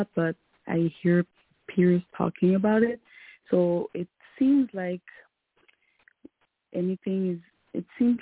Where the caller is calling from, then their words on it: Montreal, Quebec, Canada; I'm calling from Montreal, Canada.